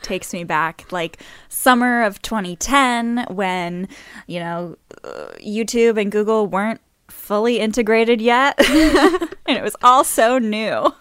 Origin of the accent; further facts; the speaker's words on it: New Orleans, Louisiana, United States; I'm from New Orleans